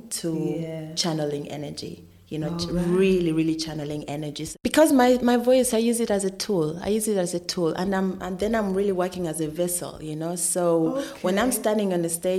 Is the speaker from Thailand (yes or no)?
no; Uganda; also born or lived in Sweden; now in Berlin, Germany; I'm from Uganda originally